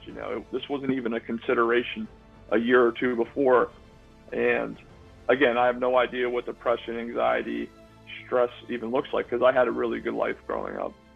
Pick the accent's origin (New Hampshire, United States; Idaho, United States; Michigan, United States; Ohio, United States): Ohio, United States; Youngstown; moved away as an adult; now in Florida, United States; growing up in, in Mahoning County and in, in Northeast Ohio